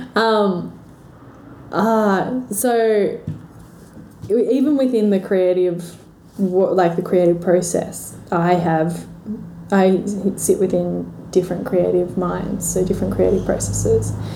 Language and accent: English; Milton, New South Wales, Australia; I grew up in Milton down okay. the south coast, so slightly bigger than Braidwood.